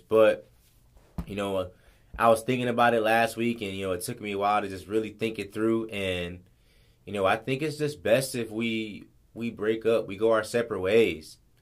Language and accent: English; Los Angeles, California, United States; moved away as an adult; now in Guam; growing up in in LA, growing up in South Central, I wasn't around Asian people